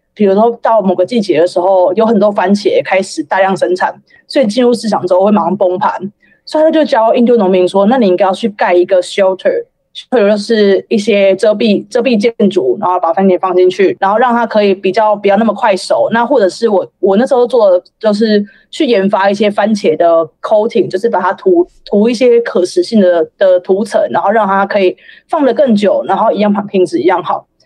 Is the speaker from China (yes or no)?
no; Taiwan; moved away as an adult; now in Thailand; 可是我台湾人的薪资要过四十五 K，那我不知道你们可以给我给给我一个机会。然后，而且我会讲中文，我会讲泰文哦。